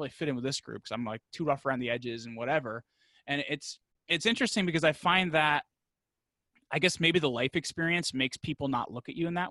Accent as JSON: {"language": "English", "area": "New York", "region": "New Jersey", "country": "United States", "said": "I'm from the New York, New Jersey area"}